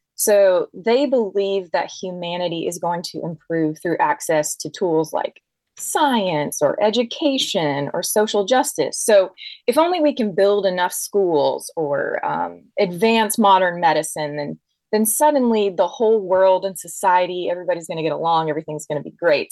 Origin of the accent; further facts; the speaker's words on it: Deep South, United States; I grew up in the Deep South